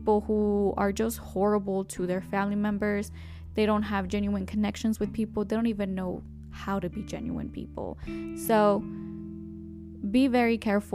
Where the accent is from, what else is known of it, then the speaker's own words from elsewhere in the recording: Mexico; accent: Mexican; My Mexican accent